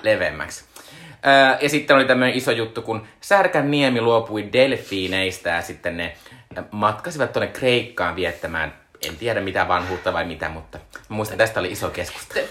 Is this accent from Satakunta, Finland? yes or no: no; Joensuu, North Karelia, Finland; moved away; Mistä mä oon kotoisin, Joensuussa oli ihan suunnittelun kokoinen Anttila